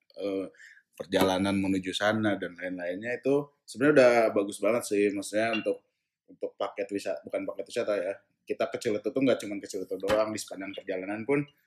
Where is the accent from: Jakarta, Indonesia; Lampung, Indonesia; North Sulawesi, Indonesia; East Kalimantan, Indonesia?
Jakarta, Indonesia; gue kan besar di Jakarta